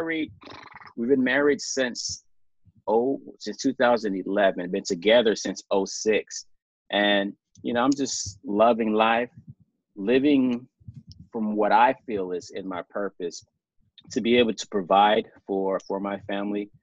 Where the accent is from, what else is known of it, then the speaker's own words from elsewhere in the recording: South Mississippi, United States; born and raised in South Mississippi.